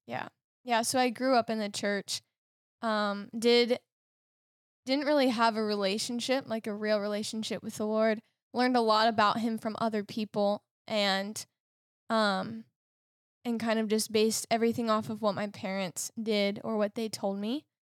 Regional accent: Lititz, Pennsylvania, United States; I'm from Lyditz in Lancaster

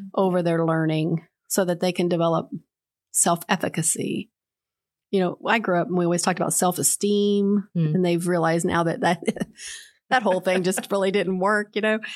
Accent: Charleston, West Virginia, United States; moved away; I was born in Charleston, West Virginia

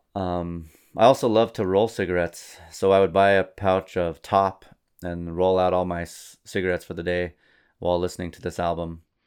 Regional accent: New Mexico, United States; I'm from New Mexico

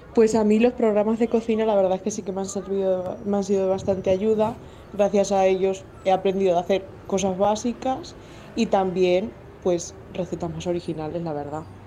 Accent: Castilla-La Mancha, Spain; los manchegos pues somos de muy buen comer

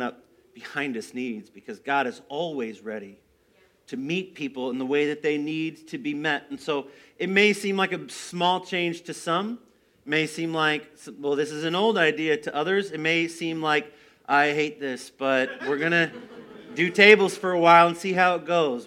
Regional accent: United States; I grew up here in the Quad Cities

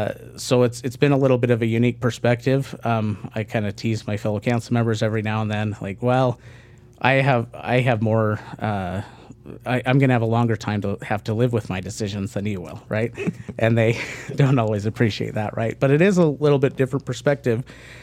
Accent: San Antonio, Texas, United States; So I grew up mostly in Texas, a few other places, but was mostly in San Antonio.

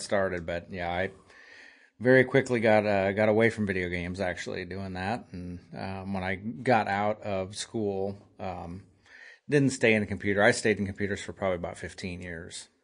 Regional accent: Nebraska, United States; I grew up here in Nebraska, small town between Lincoln and Omaha.

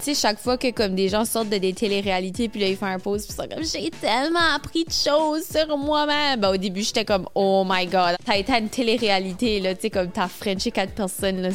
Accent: Moncton, New Brunswick, Canada; je suis originaire de Moncton, au Nouveau-Brunswick

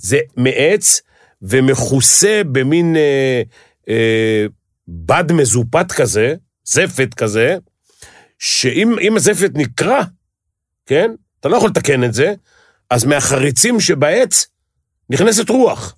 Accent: Tel Aviv, Tel Aviv District, Israel; בשכונה שאני גדלתי, גדלו פושעים

